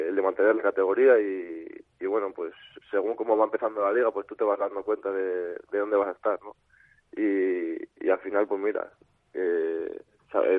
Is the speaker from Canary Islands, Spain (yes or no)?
no; Valladolid, Castile and León, Spain; also born or lived in Salamanca; soy de aquí. no soy, vamos, no soy de, de Valladolid de, de, nacimiento, pero como si lo fuera, soy adoptado aquí.